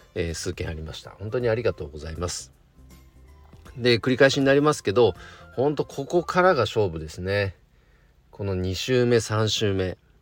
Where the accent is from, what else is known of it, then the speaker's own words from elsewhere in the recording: Nagano, Japan; 地元長野県の